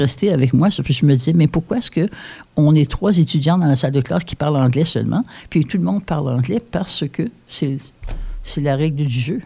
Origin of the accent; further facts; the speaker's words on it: Hearst, Ontario, Canada; moved away as an adult; also born or lived in Paris, Ontario; j'étais de Hearst. Puis tout le monde parlait français